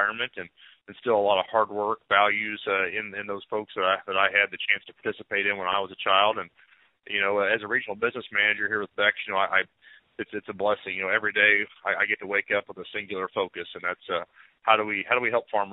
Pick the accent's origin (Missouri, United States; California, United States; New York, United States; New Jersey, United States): Missouri, United States; Shelbyville; I grew up in Northeast Missouri, a small town called Shelbyville